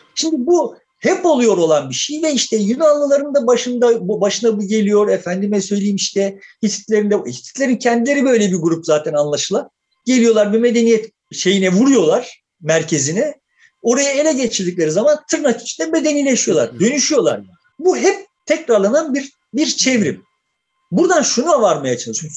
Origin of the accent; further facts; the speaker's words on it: Turkey; biz de kendimizi o yüzden Türk diyoruz